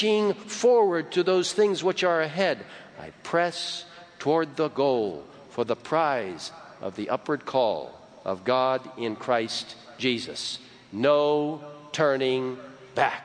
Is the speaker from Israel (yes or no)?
no; Egypt; moved away; I grew up in Egypt, and it's a wonderful country